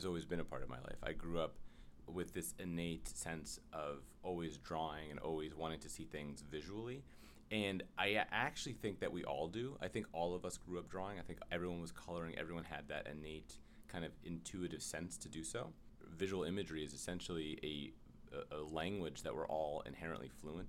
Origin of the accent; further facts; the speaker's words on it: New York City, New York, United States; I'm from the Upper West Side of Manhattan